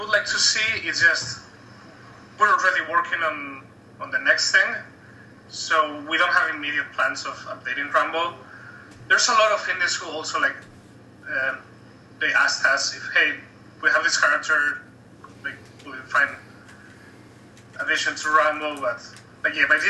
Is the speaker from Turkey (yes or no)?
no; Spain; now in Canada; I'm from Spain